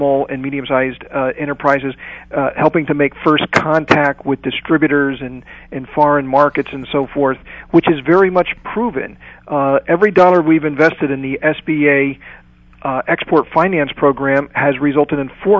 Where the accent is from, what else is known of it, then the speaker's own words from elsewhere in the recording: United States; And as an American entrepreneur myself, as an SME owner myself